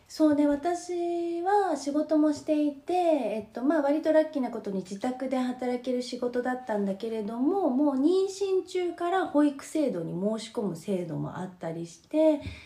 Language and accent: Japanese; Japan; now in France; 日本は小さい時から学校のお掃除とかそういうのをみんなでしてきたから